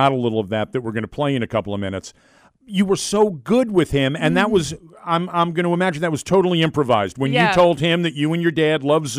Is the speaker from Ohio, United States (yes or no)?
no; New York City, New York, United States; also born or lived in Washington, D.C.; now in Fayetteville, United States; and I'm from New York City, grew up going to Broadway shows, then moved down to D.C. and was going to the Kennedy Center.